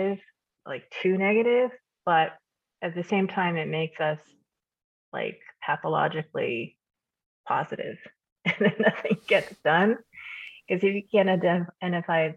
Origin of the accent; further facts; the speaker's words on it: Kansas, United States; I grew up in Kansas, as you know. I immigrated when I was 2.